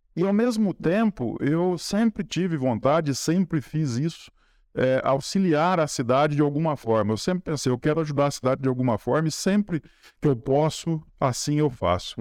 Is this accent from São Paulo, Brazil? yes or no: yes; Espírito Santo do Pinhal, São Paulo, Brazil; eu nasci e cresci ali na Francisco José Fernandes 38, do lado da Igreja de São Benedito